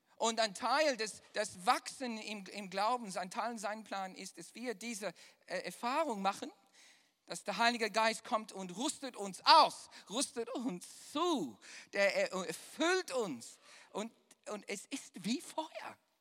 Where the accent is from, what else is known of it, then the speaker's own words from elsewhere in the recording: Düsseldorf, North Rhine-Westphalia, Germany; accent: Düsseldorfer; mein wunderbarer, viel Jahre geformter Düsseldorfer Akzent